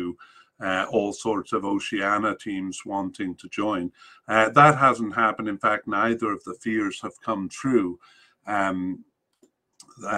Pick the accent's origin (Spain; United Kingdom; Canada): Canada; as a Canadian